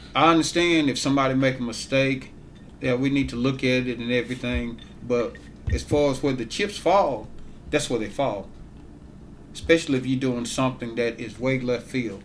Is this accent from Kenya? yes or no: no; Ware, Mississippi, United States; moved away as an adult; now in Grenada, United States; I'm originally from Ware, Mississippi.